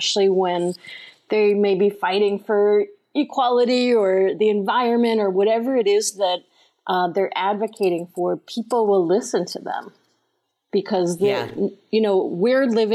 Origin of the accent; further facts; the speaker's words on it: Long Island, New York, United States; now in Maine, United States; I grew up in New York on Long Island